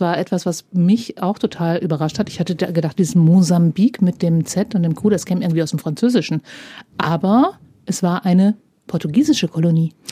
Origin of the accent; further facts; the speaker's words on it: Germany; ich komme aus der Grenzregion es klingt halt wie der Dialekt, der bei uns gesprochen ah, wird